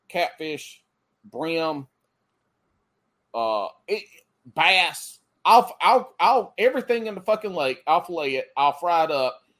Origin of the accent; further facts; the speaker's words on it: South Carolina, United States; moved away; I grew up in South this Carolina.